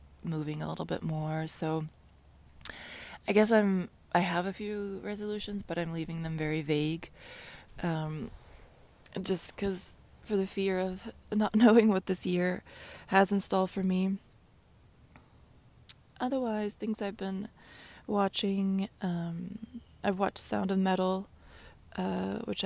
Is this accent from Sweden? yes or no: yes; Sweden; moved away; the childhood house in Sweden